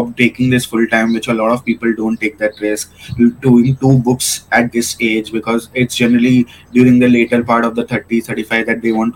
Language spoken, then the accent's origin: English; Kolkata, West Bengal, India; moved away as an adult; now in Mumbai, India; I was from Kolkata